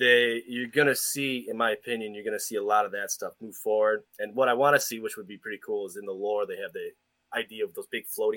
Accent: United States; I'm an American.

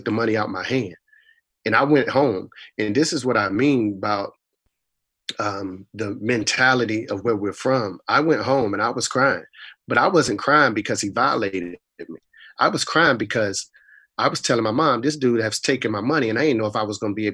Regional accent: Raleigh, North Carolina, United States; also born or lived in Boston, Massachusetts; I was raised in Southeast Raleigh, as you mentioned, but I was actually born in Boston, Mass

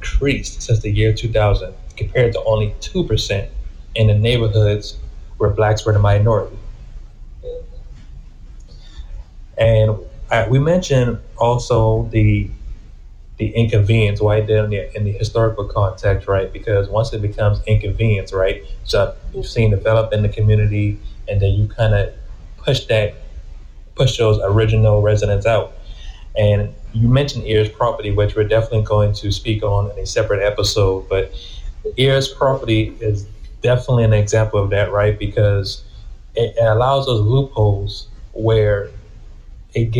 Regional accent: Huger, South Carolina, United States; me growing up in Hughes, which is only like 15, 20 minutes away

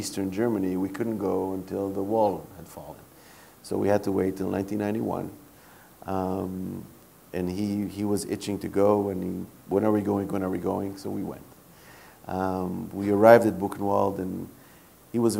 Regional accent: Israel; growing up in Israel, where part of the indoctrination is in grade school

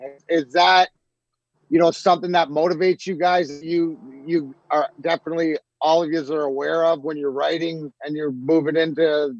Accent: Canada; I'm a Canadian hockey player

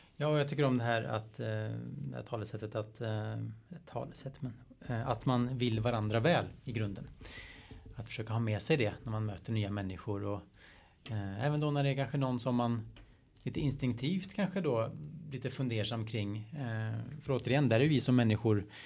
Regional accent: a Stockholm suburb, Stockholm County, Sweden; jag är från, eh, en Stockholmsfort, att jag är svensk

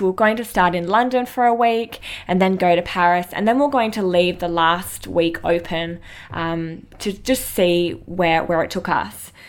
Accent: Mandurah, Western Australia, Australia; I grew up in Mandurah, which is an hour south of Perth in WA, Australia on a coastal town with my family and my sister, Candace

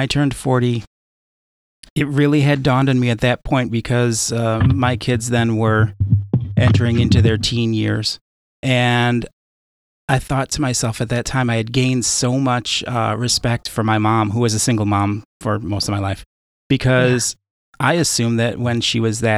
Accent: Chicago, Illinois, United States; I grew up in Chicago

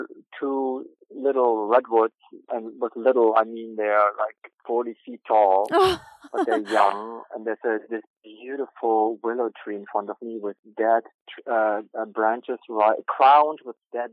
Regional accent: Germany; moved away; I grew up in Germany

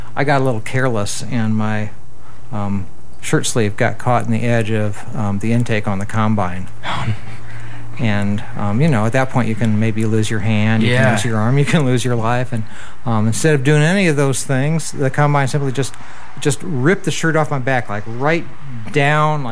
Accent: Northeast Indiana, United States; now in Minneapolis, United States; Growing up in Northeast Indiana, I spent a lot of time, summers and harvest seasons, on my grandparents' farm

